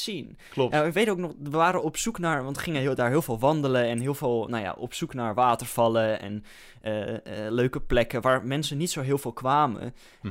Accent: Netherlands; als Hollander zijnde

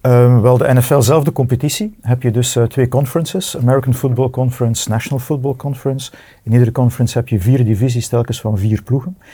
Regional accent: Bredene, Flanders, Belgium; ik ben van Breden

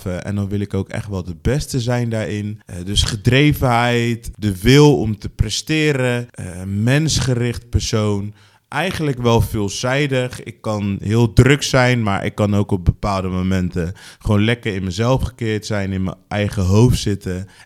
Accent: Rotterdam, South Holland, Netherlands; Ik eh, ben geboren en getogen in Rotterdam, inmiddels 36.

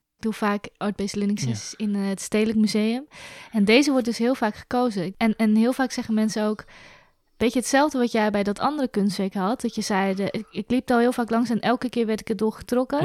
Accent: Zwijndrecht, South Holland, Netherlands; Ik ben opgegroeid in Zwijndrecht

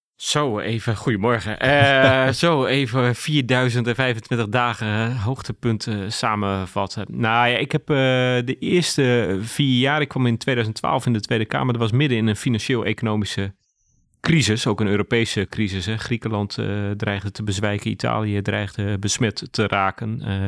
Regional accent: Groningen, Netherlands; also born or lived in Ten Boer; Ik ben geboren en getogen in Groningen. Mijn ouders wonen nog steeds in Ten Boer.

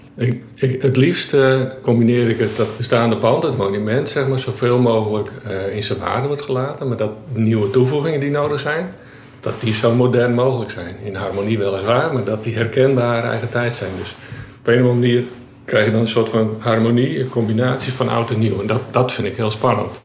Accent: Friesland, Netherlands; also born or lived in Delft; Ik ben geboren en getogen Fries

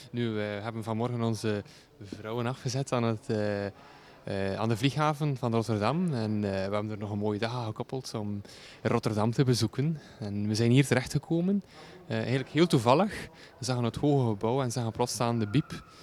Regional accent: Bruges, Flanders, Belgium; now in Netherlands

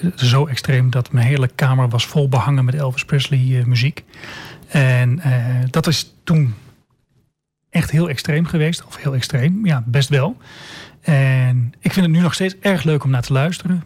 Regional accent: Almelo, Overijssel, Netherlands; geboren en getogen in Almelo

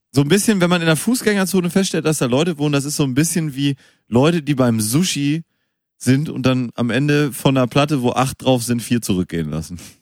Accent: Münster, North Rhine-Westphalia, Germany; ich bin ja in Münster geboren

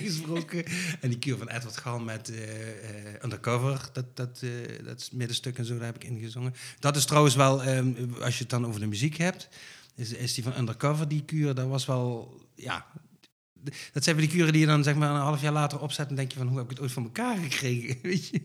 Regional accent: Limburg, Netherlands; moved away as an adult; now in North Brabant, Netherlands; Van Limburg, Ja, echt een Limburger. Ik woon al, eh, hoe lang? 16 jaar in Brabant, maar ik blijf Limburger

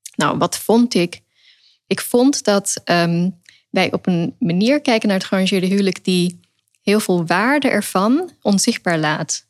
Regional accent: Netherlands; also born or lived in England / Pakistan (family origin); Ik ben in Engeland geboren, daarna in Nederland. En op een gegeven moment heb ik hier mijn eh, rechtenstudie behaald in Leiden. Dus ik groeide ook op in de cultuur van de vrijheid

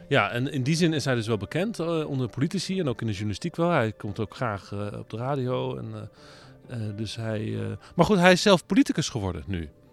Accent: The Hague, South Holland, Netherlands; ik kom ook uit Den Haag. Dus dat zijn gewoon eh, mijn eh, Haagse stadsgenoten.

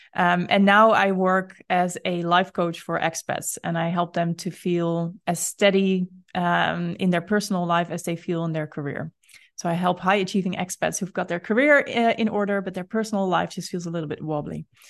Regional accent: Netherlands; you and I are both Dutch

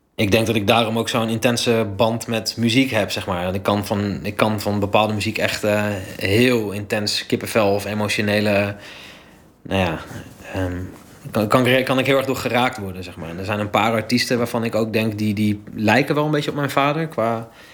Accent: Delfzijl, Groningen, Netherlands; ik ben opgegroeid in Delfzijl

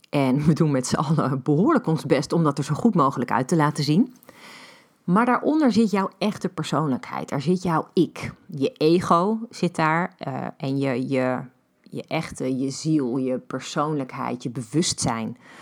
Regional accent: Netherlands; ik groeide op in Beeldhoven.

